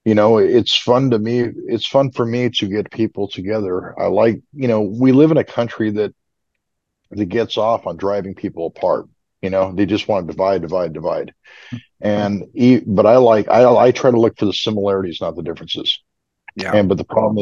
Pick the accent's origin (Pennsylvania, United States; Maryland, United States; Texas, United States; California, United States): California, United States; Southern; now in Southeast, United States; I grew up in Southern California. I'm a native.